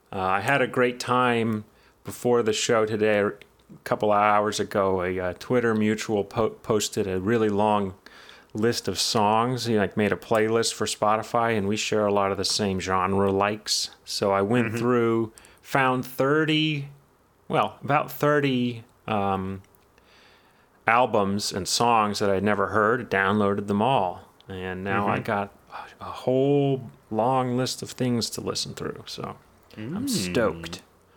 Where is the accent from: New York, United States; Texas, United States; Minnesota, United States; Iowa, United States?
New York, United States; And we're from New York, but we speak like this